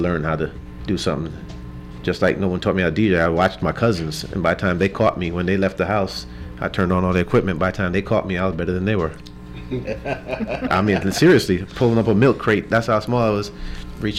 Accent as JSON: {"language": "English", "town": "New York City", "region": "New York", "country": "United States", "tie": "born or raised there", "also_born_or_lived": "Bronx, New York", "moved": "as an adult", "lives_now": "Austin, United States", "said": "Grew up mostly in Brooklyn, but started out in the Bronx"}